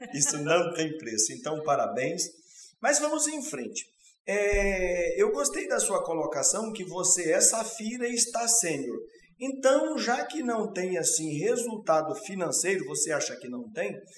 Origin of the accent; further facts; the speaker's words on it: Paraná, Brazil; now in Rondônia, Brazil; Eu sou paranaense também